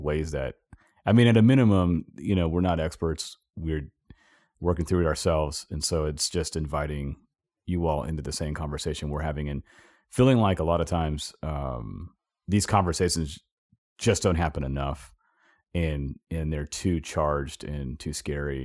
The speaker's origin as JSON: {"language": "English", "region": "Southern California", "country": "United States", "tie": "born or raised there", "moved": "yes", "said": "I grew up in California, Southern California"}